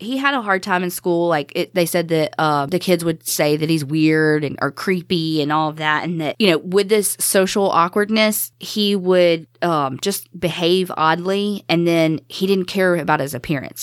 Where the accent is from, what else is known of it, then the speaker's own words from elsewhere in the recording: the South, United States; growing up in the South